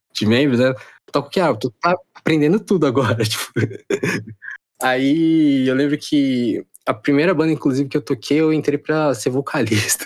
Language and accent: Portuguese; Brazil; now in Japan; sou brasileiro